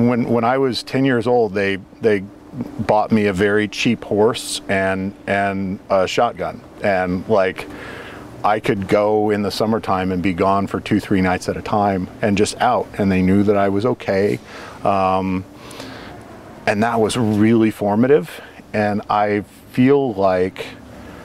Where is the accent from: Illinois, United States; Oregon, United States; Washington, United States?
Oregon, United States; Junction City; I grew up here in Junction City.